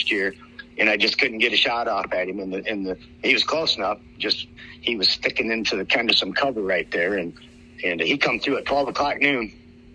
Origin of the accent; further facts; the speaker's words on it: Iowa, United States; I am from Iowa